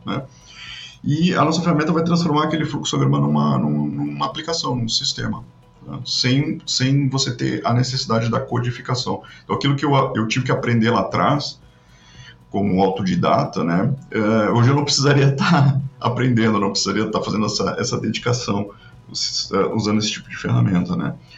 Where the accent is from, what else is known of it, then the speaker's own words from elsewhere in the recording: Rio Grande do Sul, Brazil; also born or lived in Porto Alegre; eu sou gaúcho, moro em, em Porto Alegre